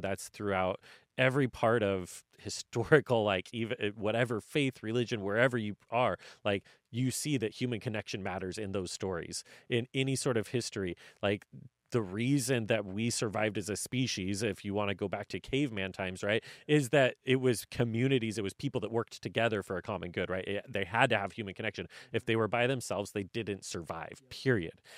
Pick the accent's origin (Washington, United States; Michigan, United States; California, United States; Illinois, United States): Washington, United States; North Central; moved away; I'm from North Central Washington. My family, if I had jumped in, I would have been the fifth generation to run family farming